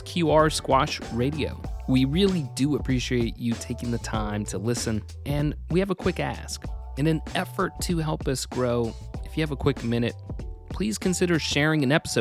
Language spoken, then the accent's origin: English; England, United Kingdom; moved away; growing up in England